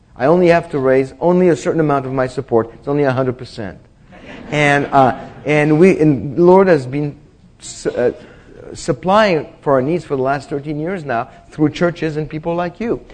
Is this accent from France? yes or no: yes; France; moved away; I was born in France